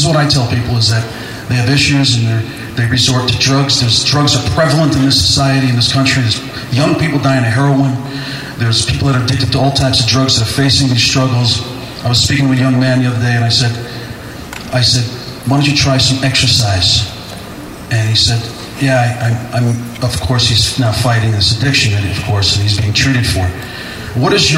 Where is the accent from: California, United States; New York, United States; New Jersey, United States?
New Jersey, United States; Jersey City; Jersey City.